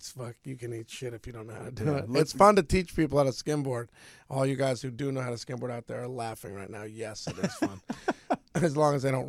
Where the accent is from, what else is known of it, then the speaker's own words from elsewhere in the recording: Connecticut, United States; Sandler's like, where are you from? You sound familiar. I'm like, Connecticut.